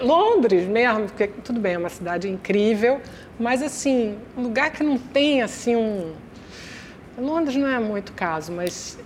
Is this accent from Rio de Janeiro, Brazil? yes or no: yes; Rio de Janeiro, Brazil; eu sou meio Copacabana, meio Tijuca. Porque eu, eu nasci em Copacabana e até os oito anos eu morava em Copacabana